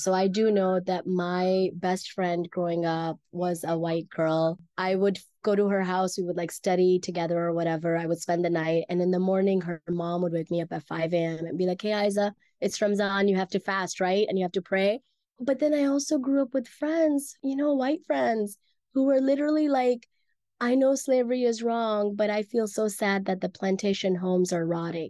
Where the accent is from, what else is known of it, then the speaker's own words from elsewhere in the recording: Mississippi, United States; And when I was growing up in Mississippi, I had some Black friends, but my closest friends were white.